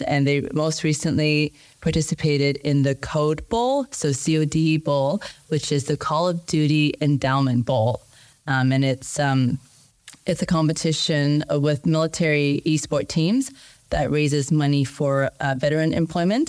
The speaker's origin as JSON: {"language": "English", "country": "Canada", "said": "I'm Canadian"}